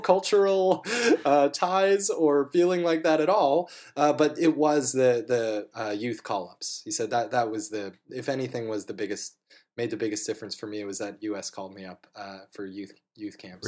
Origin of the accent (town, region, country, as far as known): United States